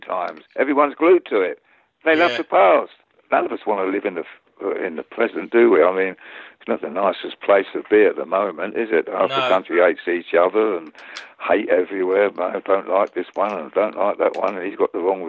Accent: London, United Kingdom; accent: East End; I've got an East End face, working class face

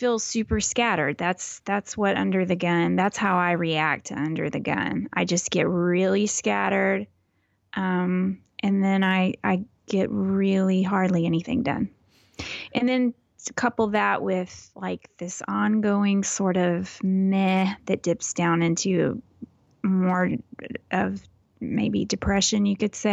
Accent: Texas, United States; I'm so Texan

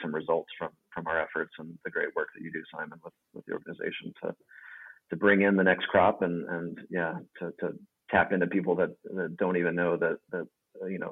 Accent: Dallas, Texas, United States; moved away as an adult; also born or lived in Portland / Santa Fe, New Mexico; now in Amsterdam, Netherlands; born and raised in Dallas, Texas.

